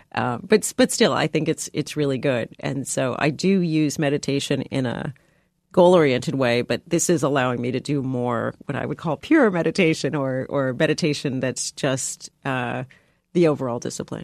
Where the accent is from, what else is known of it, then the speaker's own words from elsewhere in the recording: San Diego, California, United States; I grew up in San Diego